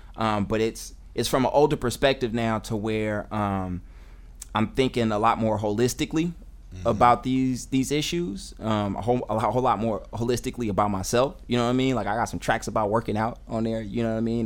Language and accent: English; Oakland, California, United States; I'm an MC. I'm an educator. Uh, I'm from Oakland.